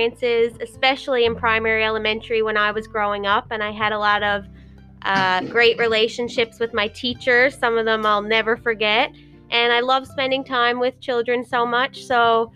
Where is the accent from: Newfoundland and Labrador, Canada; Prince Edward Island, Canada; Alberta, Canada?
Newfoundland and Labrador, Canada; Mount Pearl; I'm from Mount Pearl. I grew up in Mount Pearl, and I actually still live there now